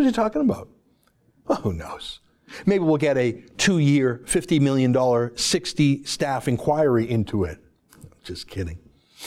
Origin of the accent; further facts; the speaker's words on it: Canada; Our Canadian media